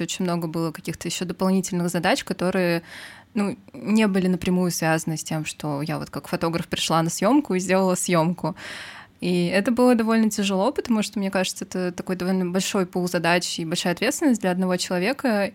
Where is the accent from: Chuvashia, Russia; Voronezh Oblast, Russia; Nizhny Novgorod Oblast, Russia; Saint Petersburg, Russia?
Saint Petersburg, Russia; moved away as an adult; now in Moscow, Russia; я родилась в Петербурге и прожила там, получается, до окончания учебы в институте